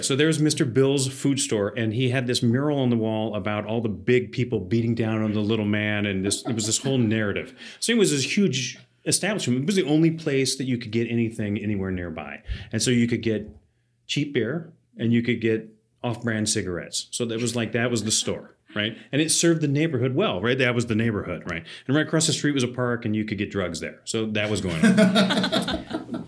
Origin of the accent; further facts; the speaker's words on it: Athens, Georgia, United States; now in Seattle, United States; I grew up in Athens, Georgia